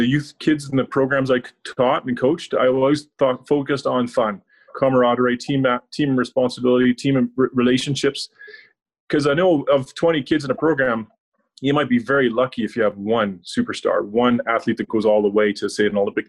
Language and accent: English; Belfast, Northern Ireland, United Kingdom; now in Canada; As a child, I grew up in Belfast in Ireland